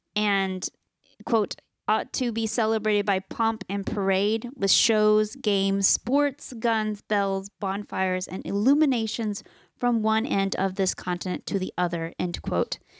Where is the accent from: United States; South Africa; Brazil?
United States; we are Americans. Yes, we're from the United States